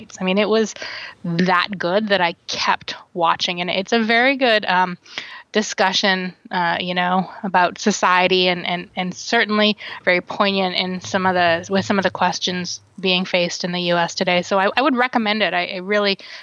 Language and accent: English; Canada; growing up in Canada